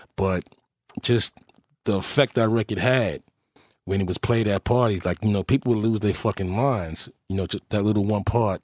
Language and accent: English; New York City, New York, United States; also born or lived in Manhattan, New York; growing up in Forest Projects